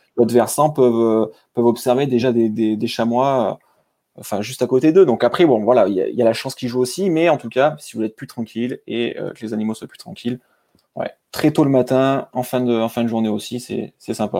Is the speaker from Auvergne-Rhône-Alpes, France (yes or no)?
yes; a small village near Clermont-Ferrand, Auvergne-Rhône-Alpes, France; j'ai grandi à Talente, dans un petit village euh, à côté de Clermont-Ferrand.